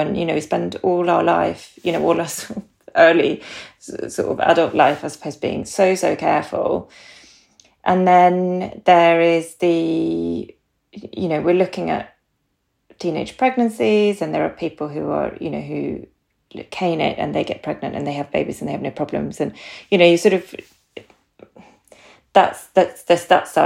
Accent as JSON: {"language": "English", "country": "Sweden", "moved": "yes", "lives_now": "Harpenden, United Kingdom", "said": "you might hear from my accent, I'm from Sweden. I've been here a very long time"}